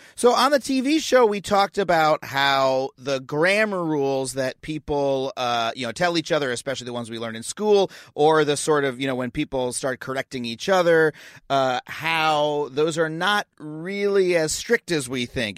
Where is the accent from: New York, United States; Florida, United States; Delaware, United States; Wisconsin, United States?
New York, United States; Long Island; I grew up on Long Island, um, which is, you know, has a, has a pretty thick accent associated with it